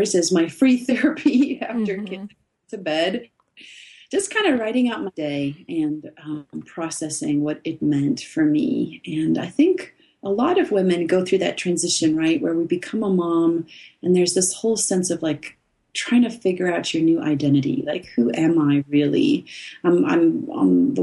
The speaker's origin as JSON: {"language": "English", "country": "South Africa", "tie": "born or raised there", "said": "I grew up in South Africa"}